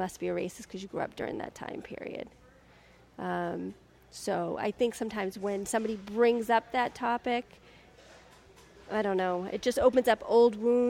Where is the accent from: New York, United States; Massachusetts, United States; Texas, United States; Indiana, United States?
Massachusetts, United States; Boston; as a generation of growing up in the 80s, there was still that you would get, where are you from? South Boston, you would get, like, you must be a racist. Even though I'm not a racist.